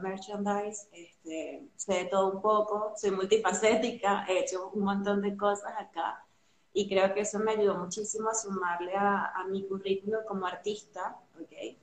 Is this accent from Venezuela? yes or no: yes; Venezuela; moved away as an adult; now in Argentina; soy venezolana, tengo siete años viviendo aquí en Argentina